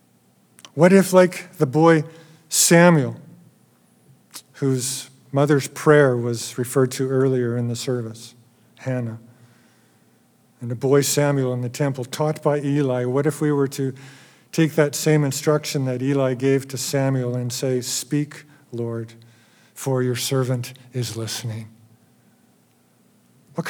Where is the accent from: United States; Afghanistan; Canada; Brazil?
Canada; Alberta; I'm from Alberta.